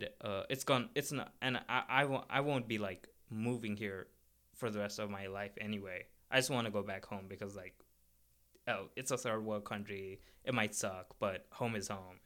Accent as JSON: {"language": "English", "town": "Kathmandu", "region": "Bagmati", "country": "Nepal", "moved": "as an adult", "lives_now": "United States", "said": "I'm from Nepal, and I'm from the capital, which is Kathmandu"}